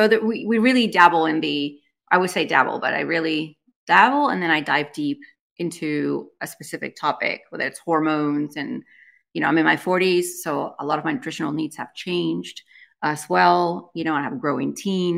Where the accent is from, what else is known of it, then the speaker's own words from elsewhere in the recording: Spain; now in United States; I was born and raised in Spain, so I'm bilingual